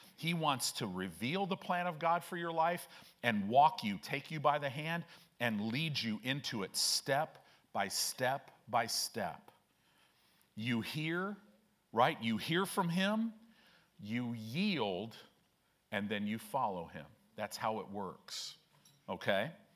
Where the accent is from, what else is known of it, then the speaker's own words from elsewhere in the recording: Chicago, Illinois, United States; also born or lived in Southern California; now in Omaha, United States; I grew up in Chicago